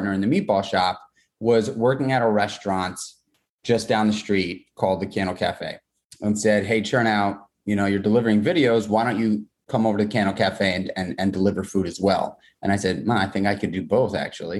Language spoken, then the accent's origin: English; New York City, New York, United States; I grew up in New York City. I grew up in Manhattan